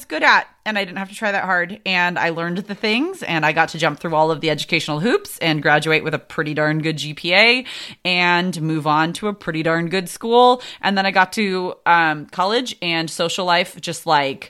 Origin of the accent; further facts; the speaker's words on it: San Diego, California, United States; Born and raised in San Diego.